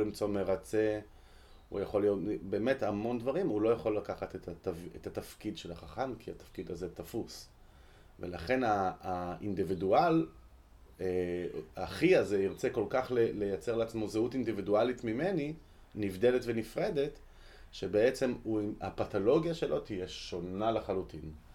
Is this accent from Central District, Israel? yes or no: yes; Ra'anana, Central District, Israel; אני גדלתי ברעננה